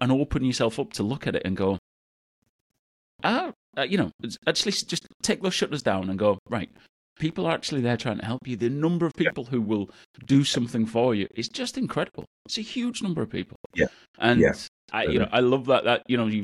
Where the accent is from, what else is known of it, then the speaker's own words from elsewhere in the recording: Bradford, Yorkshire and the Humber, United Kingdom; Bradford, which is where I'm from, city close to my heart, my hometown